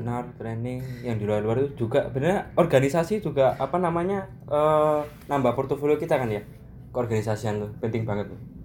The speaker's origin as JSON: {"language": "Indonesian", "town": "Malang", "region": "East Java", "country": "Indonesia", "moved": "yes", "lives_now": "Yogyakarta, Indonesia", "said": "saya sendiri kan dari Malang"}